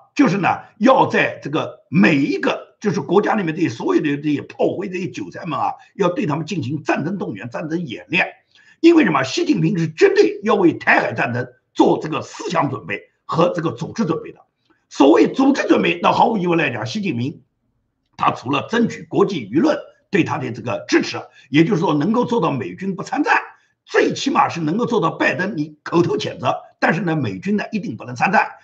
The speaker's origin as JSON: {"language": "Chinese", "town": "Nanjing", "region": "Jiangsu", "country": "China", "said": "我们南京人"}